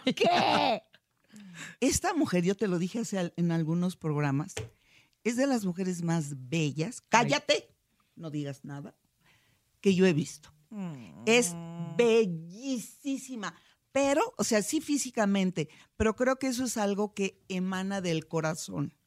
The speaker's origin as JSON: {"language": "Spanish", "region": "Guanajuato", "country": "Mexico", "said": "Yo soy de Guanajuato, Guanajuato."}